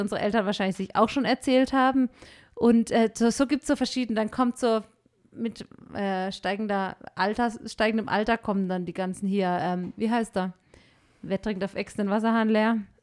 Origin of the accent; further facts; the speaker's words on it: Germany; moved away as an adult; now in Peru; wir Deutschen